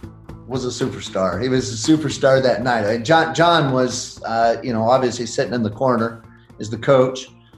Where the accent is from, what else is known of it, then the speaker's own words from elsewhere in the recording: Oregon, United States; also born or lived in Idaho; I'm from the Northwest, born in Idaho, but spent most of my life in the great state of Oregon.